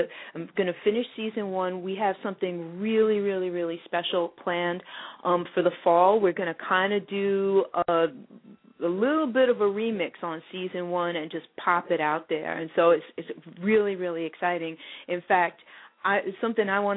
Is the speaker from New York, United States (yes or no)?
yes; New York, United States; I'm born and raised in New York. I grew up in the Bronx